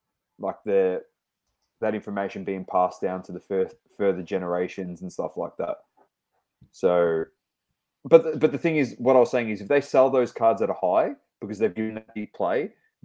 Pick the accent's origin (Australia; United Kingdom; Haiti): Australia; we're Australian